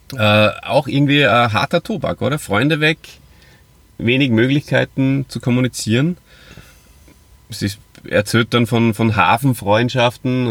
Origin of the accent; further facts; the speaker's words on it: Hof and Salzburg, Austria; moved away; meine Friends aus meiner alten Heimat, äh, Hof und Salzburg